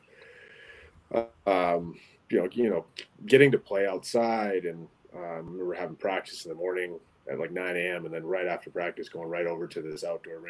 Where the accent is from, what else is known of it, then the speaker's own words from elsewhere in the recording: Alaska, United States; moved away; to be able to grow up in Alaska and say that I'm from Alaska